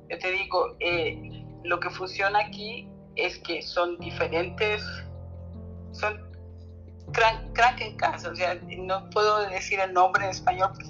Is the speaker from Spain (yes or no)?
yes; Spain; now in Germany; poca cosa aquí en, la Alemania, porque yo vengo de España, de, España, ¿no?